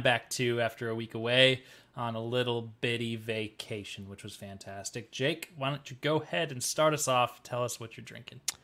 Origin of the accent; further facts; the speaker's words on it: Cedar Falls, Iowa, United States; moved away; It was Sturgis Falls for me, 'cause I'm from